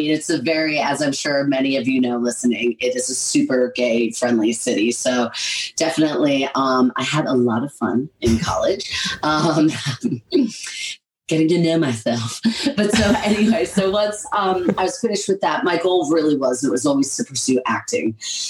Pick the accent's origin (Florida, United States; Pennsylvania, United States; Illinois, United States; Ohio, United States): Pennsylvania, United States; right outside of Philadelphia; moved away as an adult; also born or lived in Berkeley, California / Los Angeles, California; now in London, United Kingdom; I'm from the East Coast originally, right outside of Philadelphia. Pennsylvania is the name of the state. It's right underneath New York.